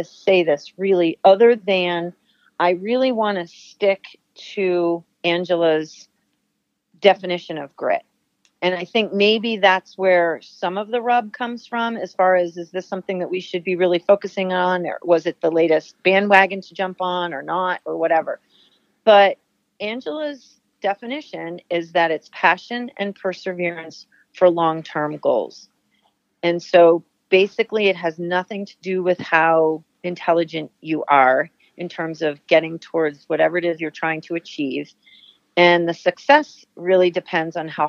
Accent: New Jersey, United States; moved away as an adult; now in New Hampshire, United States; I grew up in New Jersey, but I always knew that I had New England had a pull for me, so staying here made sense

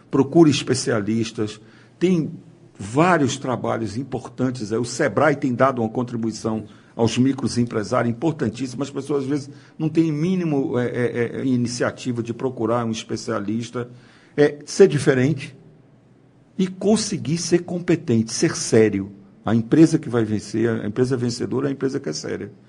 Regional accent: Minas Gerais, Brazil; Eu sou mineiro.

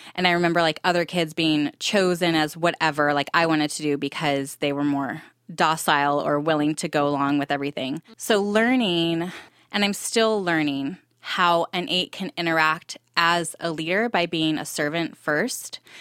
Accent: Temecula, California, United States; moved away as an adult; also born or lived in Santa Barbara, California; now in Texas, United States; I'm originally from Southern California. I grew up in Temecula

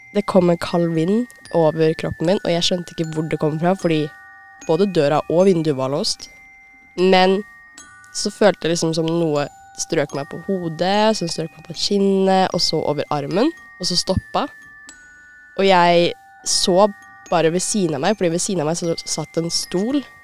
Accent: Lillestrøm, Akershus, Norway; jeg kommer fra Lillestrøm

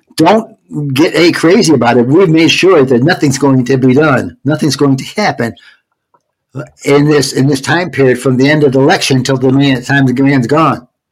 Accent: Georgia, United States; I'm from Georgia now

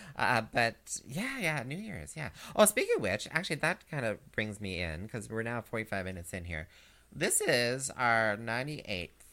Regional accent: Canada; us Canadians

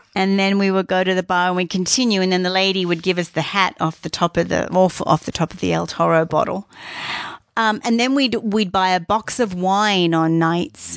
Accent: Australia; moved away as an adult; now in Canada; I'm Australian

